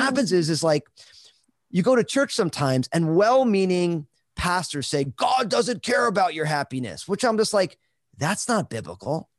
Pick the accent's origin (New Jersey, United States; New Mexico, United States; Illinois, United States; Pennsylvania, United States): New Jersey, United States; now in Vancouver, Washington, United States; I'm all Italian from New Jersey